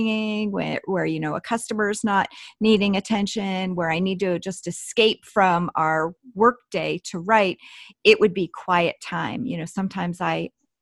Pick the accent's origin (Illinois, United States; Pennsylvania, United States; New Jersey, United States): Pennsylvania, United States; growing up in Amish country